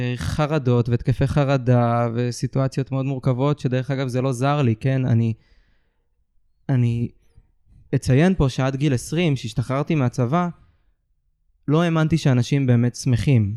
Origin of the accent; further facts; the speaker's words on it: Ramat HaSharon, Tel Aviv District, Israel; גדלתי ברמת השרון